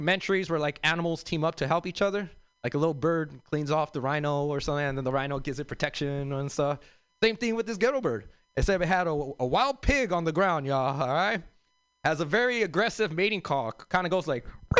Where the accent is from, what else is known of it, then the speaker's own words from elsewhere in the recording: Los Angeles, California, United States; I grew up in South Central L.A.